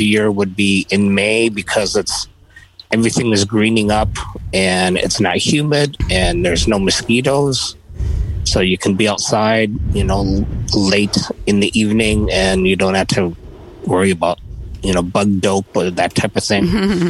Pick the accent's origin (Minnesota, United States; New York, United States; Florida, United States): Minnesota, United States; Minneapolis; from Minneapolis, Minnesota, the frozen tundra.